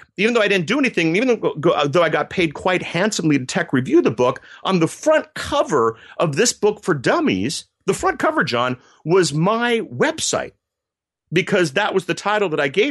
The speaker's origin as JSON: {"language": "English", "region": "Berlin", "country": "Germany", "tie": "born or raised there", "said": "I grew up in Germany. My folks worked for the U.S. military. And yeah. when you grow up in the 80s next to the Berlin Wall, that might explain my political science degree."}